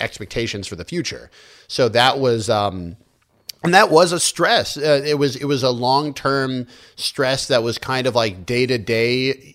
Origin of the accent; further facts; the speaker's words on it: United States; also born or lived in China; having grown up here